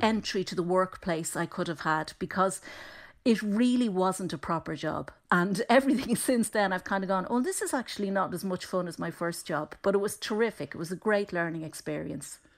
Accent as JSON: {"language": "English", "town": "Dublin", "region": "Leinster", "country": "Ireland", "tie": "born or raised there", "said": "growing up in Dublin and we were convinced we were from Cork"}